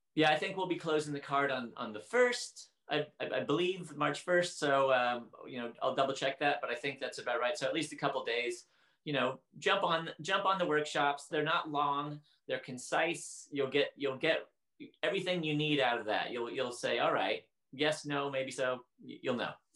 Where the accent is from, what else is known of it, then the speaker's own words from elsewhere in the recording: Portland, United States; I grew up in Portland and it was rainy